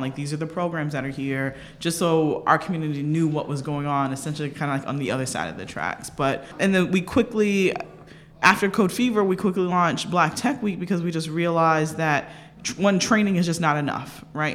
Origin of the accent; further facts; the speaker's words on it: Delray Beach, Florida, United States; moved away; I'm originally from Delray Beach, Florida